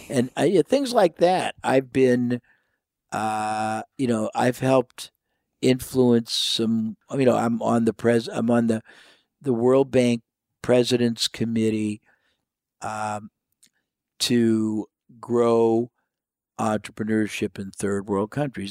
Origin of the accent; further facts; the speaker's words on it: United States; I was from the United States